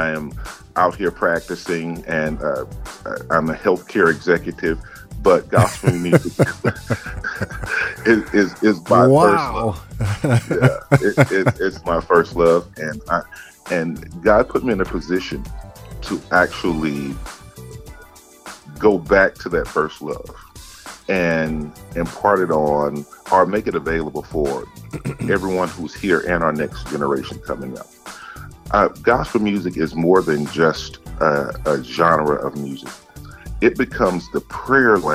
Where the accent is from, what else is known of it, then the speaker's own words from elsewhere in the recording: Gibsland, Louisiana, United States; now in Chicago, United States; I'm a small town boy. I'm from Gibbsland, Louisiana